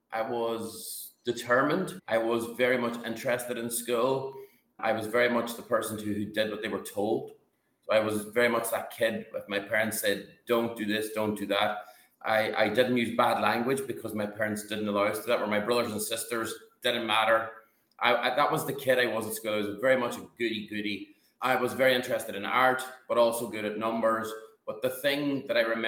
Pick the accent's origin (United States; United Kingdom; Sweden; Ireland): Ireland; northwest of Ireland; accent: Irish; now in Monaco; I grew up in the northwest of Ireland, in the most extreme part of Europe